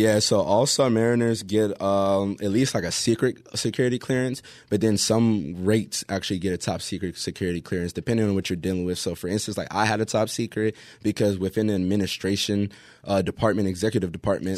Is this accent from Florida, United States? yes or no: yes; Pompano Beach, Florida, United States; moved away; also born or lived in Hawaii; I'm from, uh, Pompano Beach